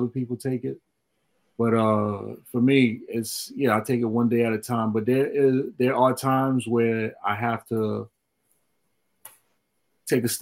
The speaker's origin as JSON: {"language": "English", "town": "New York City", "region": "New York", "country": "United States", "tie": "born or raised there", "said": "I grew up in Flatbush"}